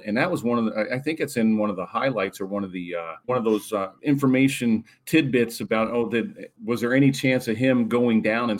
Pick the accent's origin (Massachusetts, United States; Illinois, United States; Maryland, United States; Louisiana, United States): Maryland, United States; Baltimore; I grew up in Baltimore.